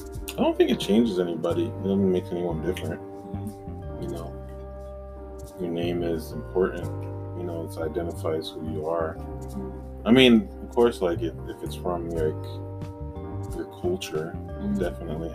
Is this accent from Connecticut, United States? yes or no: yes; Hartford, Connecticut, United States; We're both from Connecticut. We both grew up in Connecticut